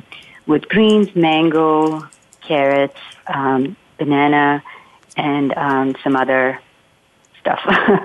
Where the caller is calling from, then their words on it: Palo Alto, California, United States; I am calling from Palo Alto, California.